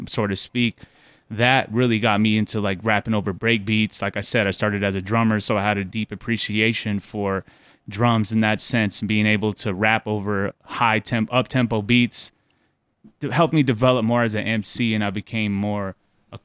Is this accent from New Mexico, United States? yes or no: yes; Albuquerque, New Mexico, United States; also born or lived in Shiprock, New Mexico; Originally from Albuquerque, New Mexico. Also lived on the res in Shiprock, so I was on and off the res a lot.